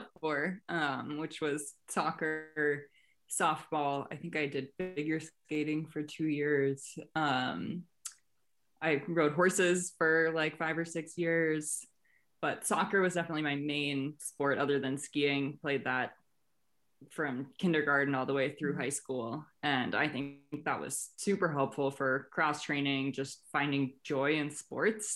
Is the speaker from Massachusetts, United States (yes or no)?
yes; Massachusetts, United States; I'm from Massachusetts